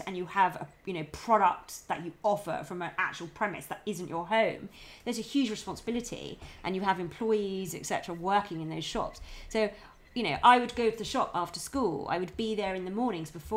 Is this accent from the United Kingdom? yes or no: yes; Brighton, South East England, United Kingdom; now in London, United Kingdom; I was born and raised in Brighton